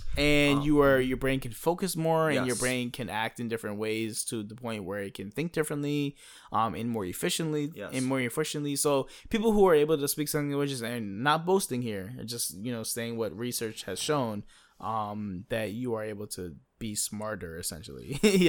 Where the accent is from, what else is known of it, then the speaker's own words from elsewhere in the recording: United States; well, no, bitch, I'm American.